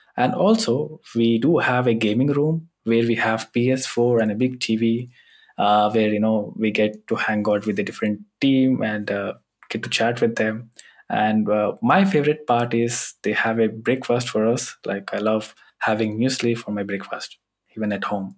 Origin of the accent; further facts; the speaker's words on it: India; now in Germany; as I'm coming from India